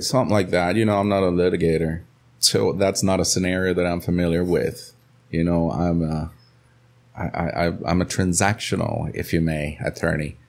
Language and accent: English; Nebraska, United States; now in Costa Rica; I grew up, I grew up in Nebraska